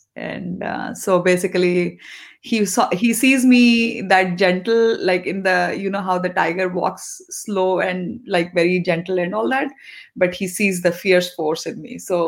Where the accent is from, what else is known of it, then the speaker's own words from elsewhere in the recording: East, India; first language te; English is a second language; My native language actually is Telugu. But since, as I said, I grew up in East and Hindi was, and I studied in Hindi medium as well.